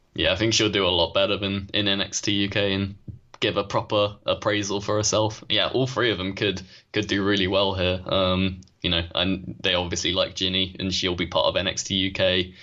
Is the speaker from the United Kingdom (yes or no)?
yes; United Kingdom; we are British